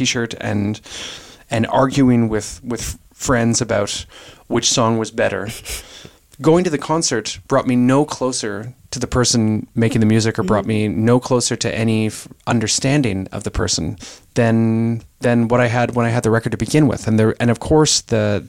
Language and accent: English; Kitchener, Ontario, Canada; also born or lived in Eastern Townships, Quebec; I was born in Kitchener, Ontario, and when after this period in the eastern townships in Quebec, we moved back when I was about 13, I guess, to Kitchener